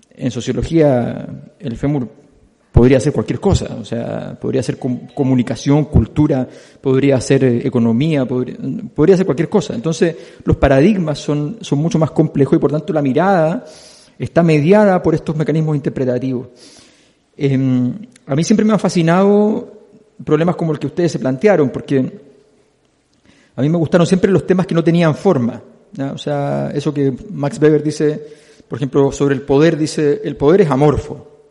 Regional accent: Chile; Quienes somos chilenos

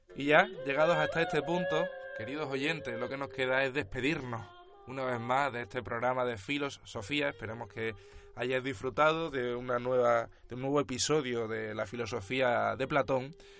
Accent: Spain; siendo nosotros españoles

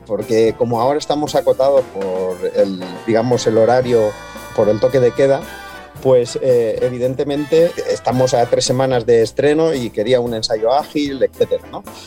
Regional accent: Valencian Community, Spain; moved away as an adult; now in Gran Canaria, Spain; soy de un pueblo muy pequeño en la provincia de Alicante, en el interior de Alicante, nací y me crié allí

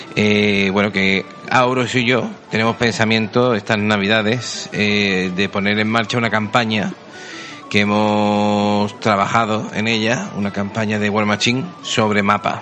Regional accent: Seville, Andalusia, Spain; somos sevillanos. Yo más que él.

